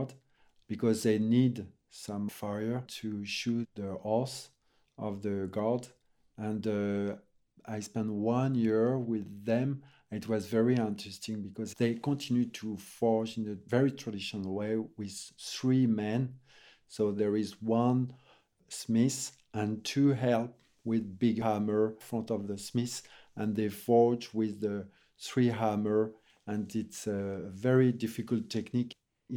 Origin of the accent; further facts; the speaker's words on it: France; English is a second language; also born or lived in Brittany / Paris / Limousin / Normandy; In Brittany, in the Finistère. And I moved in Paris when I was 5. So I grew up part in Paris, part in Limousin